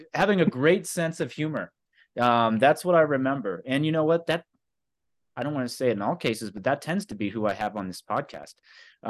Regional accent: Carbondale, Illinois, United States; I grew up here in Carbondale

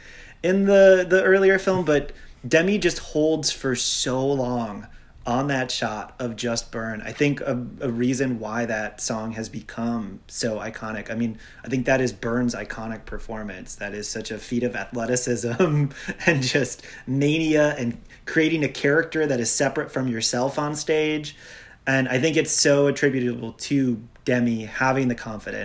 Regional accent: Milwaukee, Wisconsin, United States; my home town Milwaukee.

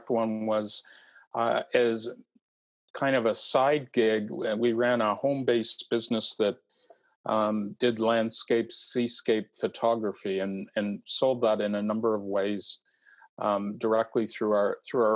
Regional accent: East Coast of Canada, Canada; moved away as an adult; now in British Columbia, Canada; I'm a Canadian and have spent most of my life on the east coast of Canada.

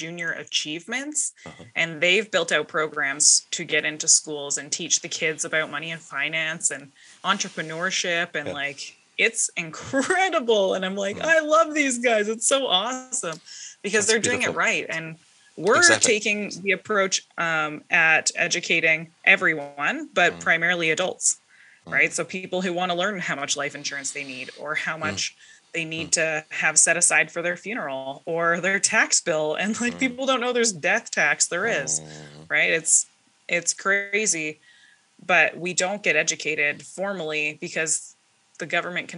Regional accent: southern British Columbia, Canada; I am from Pell River, BC

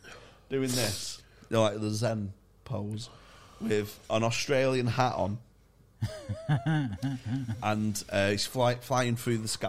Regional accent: Manchester, North West England, United Kingdom; I'm from Manchester

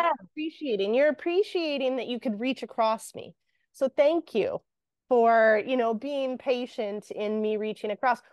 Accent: Canada; we're Canadian. So a lot of what we hear is um, that, you know, sorry. And anyone that's not from Canada is going to laugh at the way I say sorry

